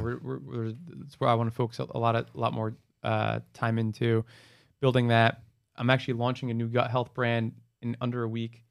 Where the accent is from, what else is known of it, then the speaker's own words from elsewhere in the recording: New Jersey, United States; moved away as an adult; now in Miami, United States; I was born and raised in New Jersey, went to college in New Jersey, after college stayed in New Jersey.